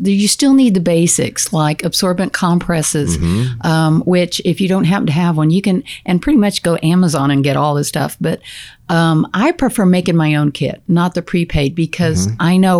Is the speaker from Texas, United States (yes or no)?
yes; San Antonio, Texas, United States; I grew up in San Antonio.